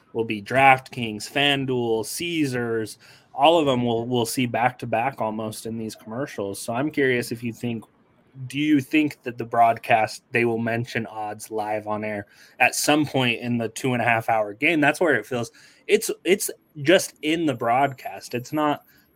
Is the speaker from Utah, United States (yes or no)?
yes; Utah, United States; I'm from Utah